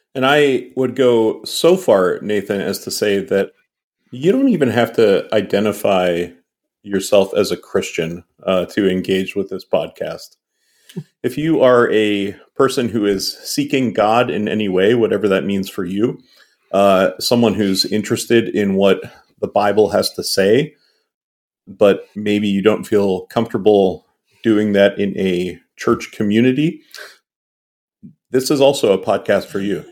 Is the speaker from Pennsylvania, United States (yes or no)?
yes; Western Pennsylvania, United States; we are two middle-aged cis het white guys who were both born and raised in Western Pennsylvania